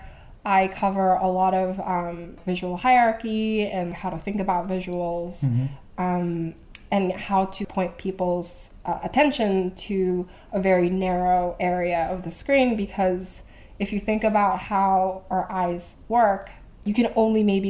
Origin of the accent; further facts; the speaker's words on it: Vancouver, British Columbia, Canada; moved away as an adult; also born or lived in Korea; now in New York, United States; I grew up in Korea, and then I moved to Vancouver, where I grew up most of my life